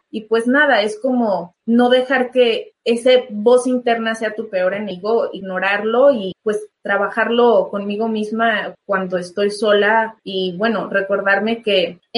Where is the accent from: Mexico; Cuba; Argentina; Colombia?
Mexico; Adriana Barraza y yo somos mexicanas, por fin llega a nuestro país